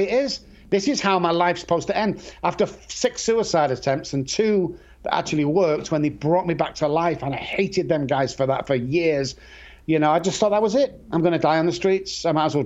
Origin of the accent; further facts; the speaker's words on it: Manchester, North West England, United Kingdom; I grew up in Manchester.